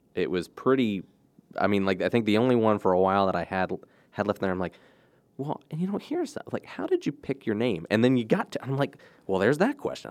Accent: Cecil County, Maryland, United States; I grew up in Cecil County

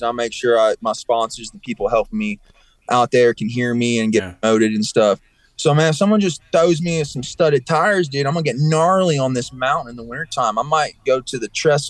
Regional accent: East Tennessee, United States; moved away as an adult; also born or lived in Ohio; now in Colorado, United States; I'm from East Tennessee, but I was born in Ohio

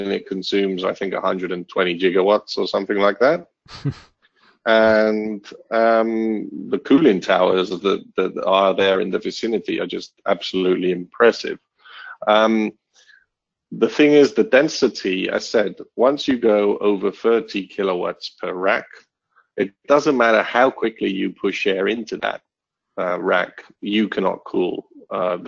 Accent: Barcelona, Catalonia, Spain; also born or lived in United Kingdom; But Barcelona is my hometown. It feels like home for me. Although I grew up in the UK, at the age of 10

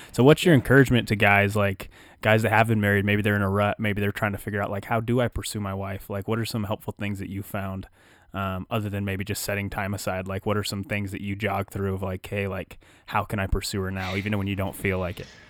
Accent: Wyoming, United States; We're born and bred in Wyoming

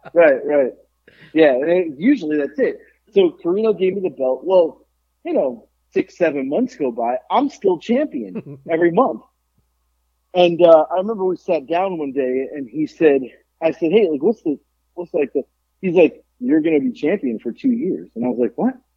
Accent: Florida, United States; I was the guy from Florida

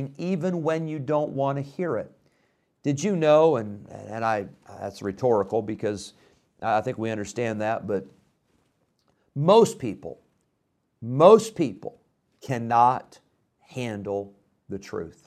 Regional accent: Illinois, United States; moved away; I grew up in Illinois

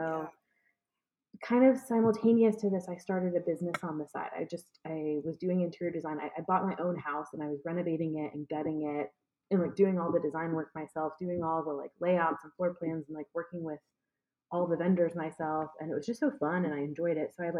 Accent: Atlanta, Georgia, United States; moved away as an adult; also born or lived in Washington, D.C.; I decided I was going to move back home. I'm from Atlanta, Georgia. I moved back home

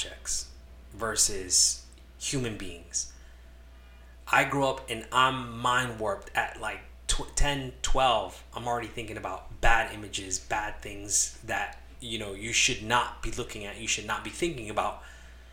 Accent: Los Angeles, California, United States; moved away; also born or lived in Connecticut; So, I was born in California. I'm an LA kid

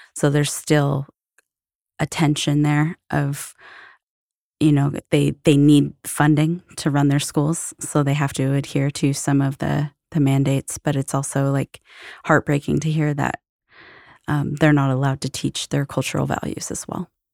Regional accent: Florence, Oregon, United States; also born or lived in Seattle, Washington; I was born in Seattle, uh, moved when I was pretty young to a small coastal town in Oregon called Florence.

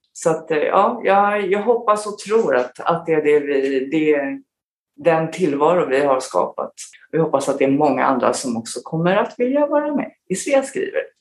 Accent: Stockholm, Stockholm County, Sweden; moved away as an adult; also born or lived in South Korea / Falun / Australia; now in Abu Dhabi, United Arab Emirates; sen flyttade vi tillbaka till Stockholm igen där jag då började i skolan och sen bodde vi där fram till jag flyttade hemifrån

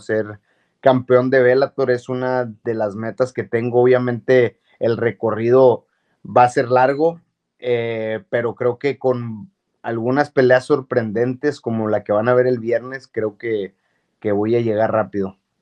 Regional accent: Monterrey, Nuevo León, Mexico; moved away as an adult; also born or lived in New Mexico, United States; a mi Monterrey

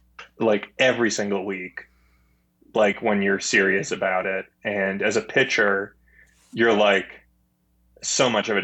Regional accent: Clinton Township, Michigan, United States; I'm from Clinton Township, Michigan.

